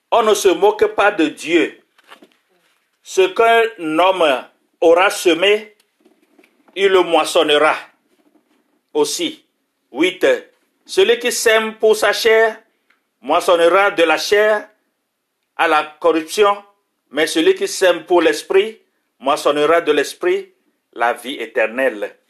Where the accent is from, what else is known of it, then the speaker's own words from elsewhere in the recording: France; born there; Je suis d'origine russe. Je suis né en France dans une famille chrétienne. Mes parents étaient réfugiés russes.